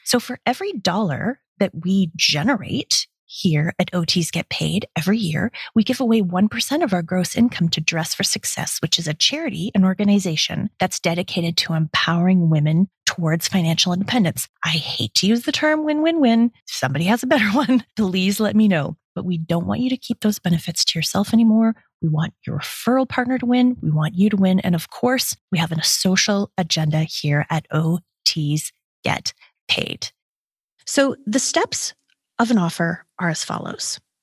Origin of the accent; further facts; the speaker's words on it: Canada; I'm a Canadian